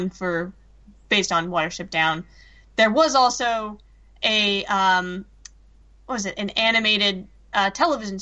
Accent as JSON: {"language": "English", "region": "London", "country": "United Kingdom", "tie": "born or raised there", "said": "when I was growing up in London."}